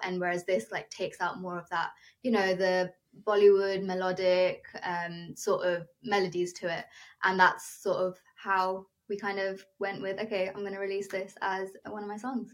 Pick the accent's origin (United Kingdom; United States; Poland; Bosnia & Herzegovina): United Kingdom; first language Telugu; I was born and brought up in the UK, but my ethnic roots come from India.